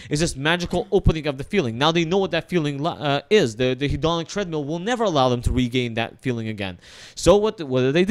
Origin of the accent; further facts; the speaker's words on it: Russia; I am from the Soviet Union. I am Russian.